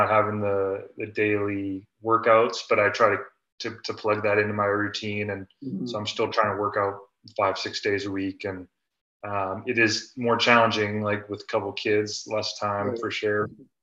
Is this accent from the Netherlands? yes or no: no; Vancouver, British Columbia, Canada; moved away as an adult; also born or lived in Santa Clara, United States / Italy / France / Japan; I was born and raised in Vancouver, West Side, and went to private school, went to VC in high school